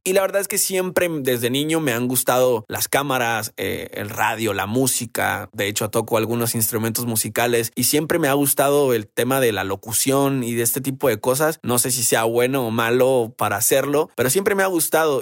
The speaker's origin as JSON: {"language": "Spanish", "region": "Baja California Sur", "country": "Mexico", "said": "yo soy de Baja California"}